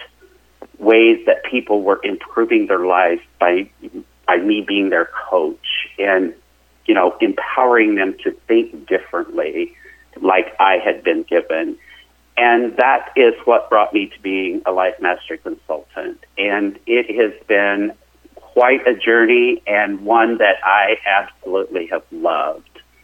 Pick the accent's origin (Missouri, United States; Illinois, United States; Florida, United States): Missouri, United States; Joplin; I grew up in southwest Missouri, down in the Joplin area.